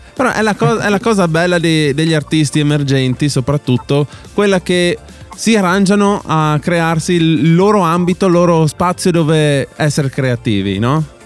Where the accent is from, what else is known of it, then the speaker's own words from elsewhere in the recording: Alta Carnia, Friuli-Venezia Giulia, Italy; noi siamo dell'Alta Carnia, Alto Friuli